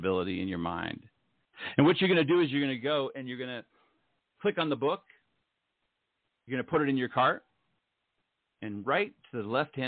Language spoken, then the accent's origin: English; Ohio, United States; moved away as an adult; also born or lived in Utah; I grew up in Ohio